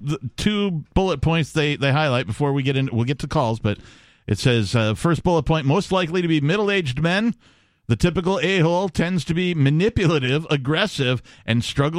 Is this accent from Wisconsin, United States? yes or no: yes; Wisconsin, United States; also born or lived in Seattle area, Washington; now in New Hampshire, United States; I grew up in Wisconsin.